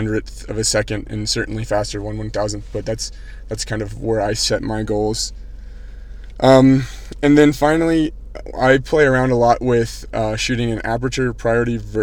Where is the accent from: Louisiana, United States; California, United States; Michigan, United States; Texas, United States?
Texas, United States; Austin; my hometown